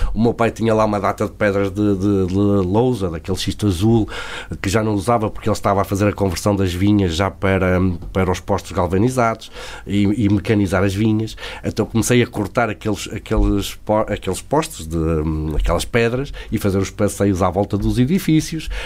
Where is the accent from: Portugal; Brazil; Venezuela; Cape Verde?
Portugal; Favaios, Norte; I'm from Portugal, Douro Valley, I have a big farm to make big parties